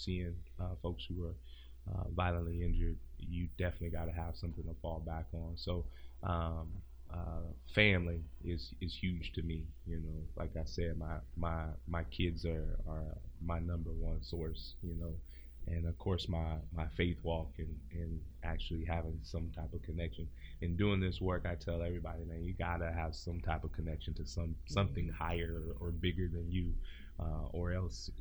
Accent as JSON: {"language": "English", "town": "Joliet", "region": "Illinois", "country": "United States", "tie": "born or raised there", "moved": "as an adult", "lives_now": "Sacramento, United States", "said": "I'm originally from the Chicagoland area, a small town called Joliet."}